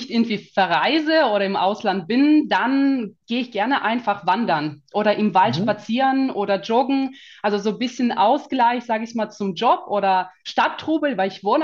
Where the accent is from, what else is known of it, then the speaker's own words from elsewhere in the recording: Kazakhstan; German is a second language; now in Germany; weil ich bin nicht gebürtige Deutsche, sagen wir mal, sondern mhm. ich komme tatsächlich aus, ähm, aus Kasachstan. Also mhm. gehöre zu den sogenannten Russlanddeutschen.